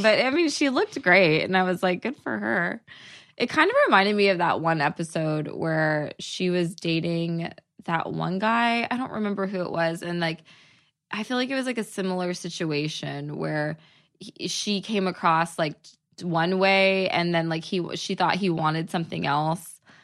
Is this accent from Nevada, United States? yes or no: no; outside of Dallas, Texas, United States; moved away as an adult; now in Los Angeles, United States; I'm from outside of Dallas. So, I'm from a small town